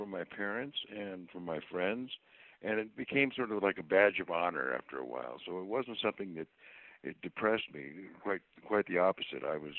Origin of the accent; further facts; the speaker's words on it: Southern California, United States; also born or lived in Savannah, Georgia / Texas; I grew up pretty much in Southern California.